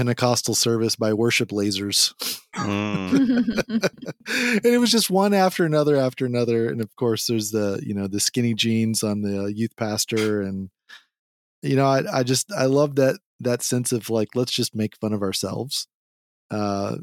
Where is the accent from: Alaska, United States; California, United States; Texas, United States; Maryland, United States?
Texas, United States; accent: Texas; I've got my Texas accent